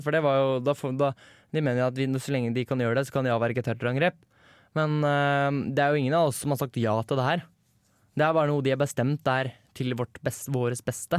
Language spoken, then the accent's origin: Norwegian; Eastern Norway, Norway; Jeg er ikke fra Vestlandet, jeg er, fra, jeg er østlending.